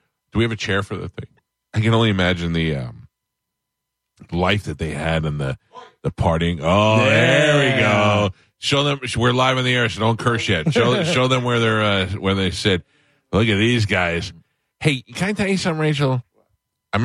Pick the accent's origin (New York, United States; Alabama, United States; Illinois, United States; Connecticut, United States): New York, United States; New York City; I grew up in Staten Island.